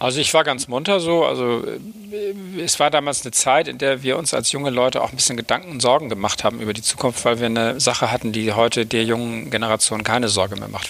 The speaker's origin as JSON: {"language": "German", "town": "Oldenburg", "region": "Lower Saxony", "country": "Germany", "tie": "born or raised there", "also_born_or_lived": "Bremen / East Frisia", "moved": "as an adult", "lives_now": "Hamburg, Germany", "said": "Ich bin geboren in Bremen, also einer anderen Hansestadt, dort ähm, aber nur kurz äh, auch eingeschult worden und dann bin ich aufgewachsen in einer kleineren Stadt in Niedersachsen in Oldenburg"}